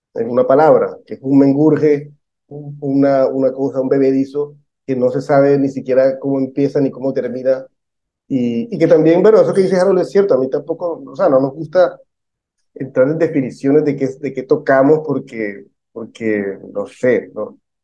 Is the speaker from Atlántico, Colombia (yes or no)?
yes; Barranquilla, Atlántico, Colombia; todos somos barranquilleros